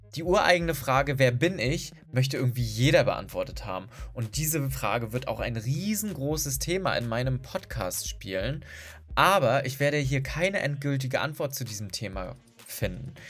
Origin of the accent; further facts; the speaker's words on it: Berlin, Germany; Ich bin aus Berlin